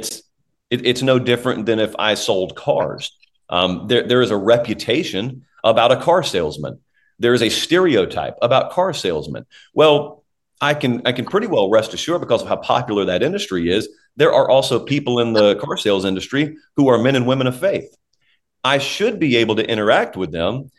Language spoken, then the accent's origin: English; the South, United States; now in Nashville, United States; people who know you're from the South